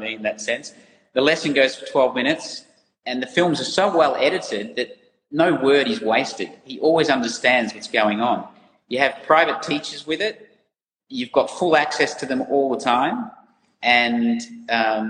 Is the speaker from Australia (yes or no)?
yes; Ballarat, Victoria, Australia; moved away as an adult; also born or lived in Netherlands; we grew up in Ballarat. It's a big monoculture there, and I love going home